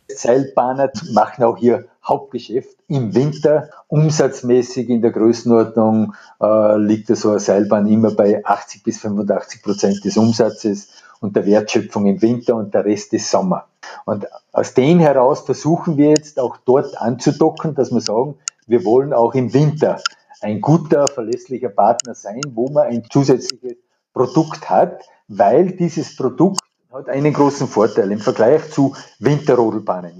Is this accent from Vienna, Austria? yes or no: no; Abtenau, Salzburg, Austria; bei uns in Abtenau beispielsweise die Rodelbahn